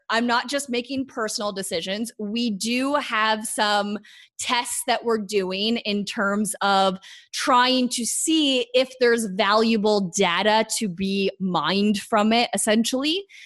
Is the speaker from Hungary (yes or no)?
no; Canada; I'm Canadian